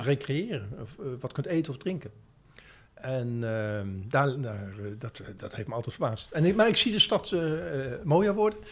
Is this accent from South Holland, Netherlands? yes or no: yes; Westland, South Holland, Netherlands; also born or lived in The Hague / Boxtel, North Brabant / Breda / Amsterdam; now in Zaanstreek, Netherlands; Ik eh, ben geboren in Den Haag, opgegroeid in het Westland. Door werk van vader naar Brabant verhuisd